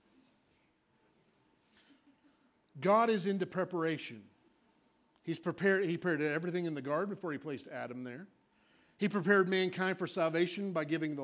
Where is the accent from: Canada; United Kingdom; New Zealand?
United Kingdom; Scotland; I am a Scot. I'm Scottish.